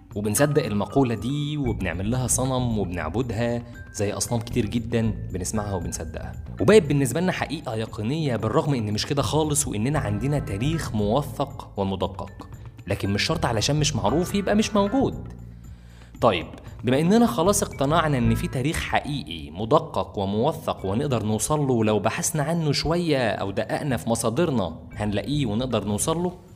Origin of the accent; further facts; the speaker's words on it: Egypt; بلدنا مصر